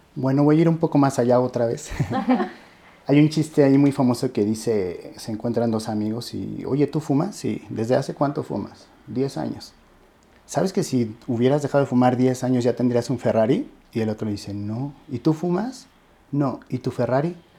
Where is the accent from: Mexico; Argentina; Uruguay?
Mexico; como mexicanos